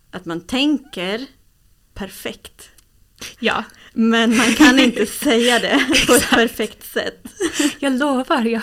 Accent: Östersund, Jämtland, Sweden; also born or lived in Uppsala; Jag bodde i Östersund, jag föddes i Uppsala, men jag bodde inte i Uppsala.

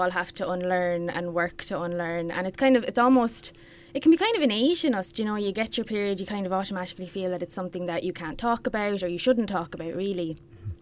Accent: Bannow, County Wexford, Ireland; also born or lived in Dublin; I'm from Banno, as you mentioned, and I went to school in Danescastle, secondary school in Ramsgrange Community School

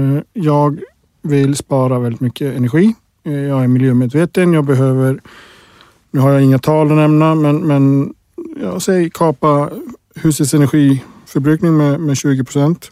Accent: Iceland; moved away; jag kommer från Island

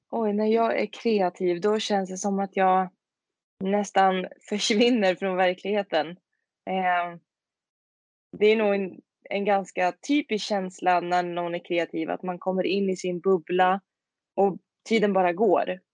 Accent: Tidaholm, Västra Götaland, Sweden; moved away as an adult; also born or lived in Skövde; now in Örebro, Sweden; Kommer i, ursprungligen från en liten, liten stad som heter Tidaholm i Skaraborg. Men jag bor nu i Örebro sedan fem år tillbaka

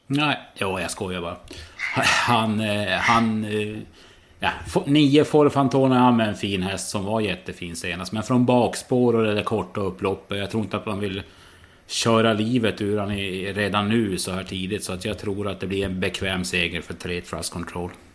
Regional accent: Norrland, Sweden; jag ju som norrlänning

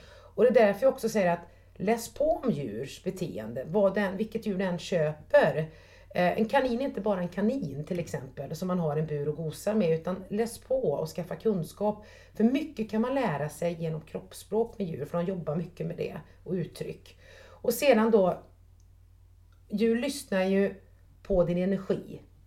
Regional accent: Trollhättan, Västra Götaland, Sweden; jag är uppväxt på Sanden, på Stamkullevägen i Trollhättan

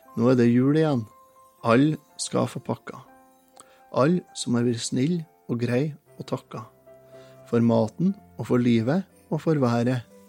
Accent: Trøndelag, Norway; som trønder og som har vokst opp med det her

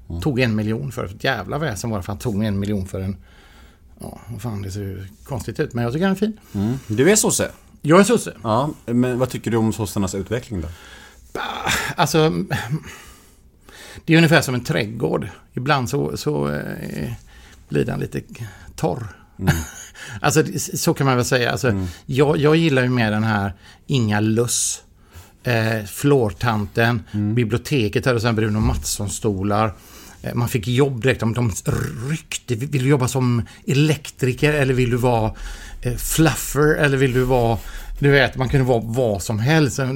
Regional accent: Skåne, Sweden; jag tänker så här att, att stå på scenen på Draken mm. som skåning.

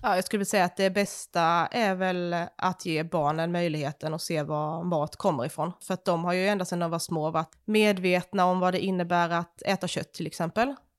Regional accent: Småland, Sweden; now in Skåne, Sweden; jag är uppvuxen liksom i Småland, mitt ute i skogen

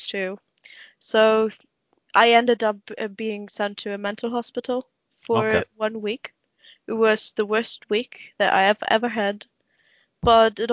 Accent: Germany; I'm from Germany

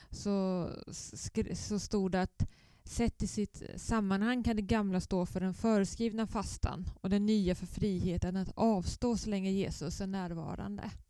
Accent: Östergötland, Sweden; accent: southern Östergötland dialect; also born or lived in Blekinge / Skåne / Nynäshamn; now in Helsingborg, Sweden; Men som ni hör på min dialekt så är jag inte skåning. Om ni vill placera den så är den i södra Östergötland. Men jag har jobbat i Blekinge, i Skåne, i Nynäshamn.

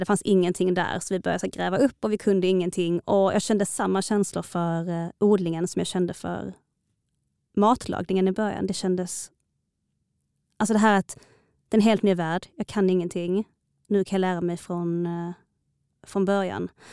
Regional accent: Malmö, Skåne, Sweden; also born or lived in Stockholm; Jag är född och uppvuxen i Malmö förutom några få år iväg

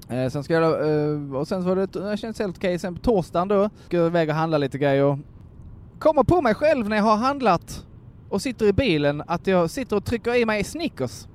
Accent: Kristianstad, Skåne, Sweden; moved away; hemma på ICA i Kristianstad

